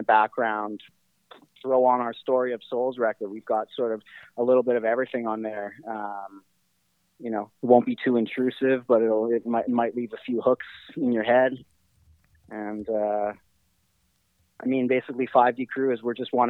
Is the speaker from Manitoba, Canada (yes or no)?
yes; Winnipeg, Manitoba, Canada; being from Winnipeg